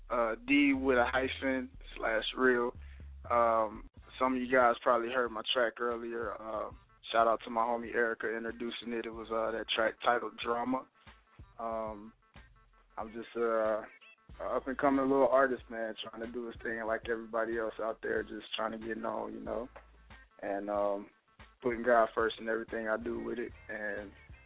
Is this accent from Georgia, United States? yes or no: yes; Atlanta, Georgia, United States; also born or lived in Virginia Beach; So I claim Atlanta most of the time as my city because I grew up here in Atlanta.